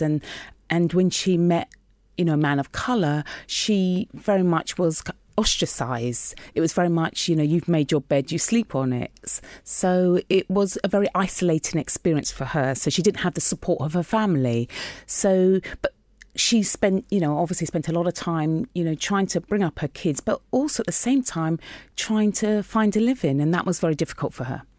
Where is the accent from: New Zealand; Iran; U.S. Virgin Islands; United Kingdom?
United Kingdom; London; I grew up in North West London in Queen's Park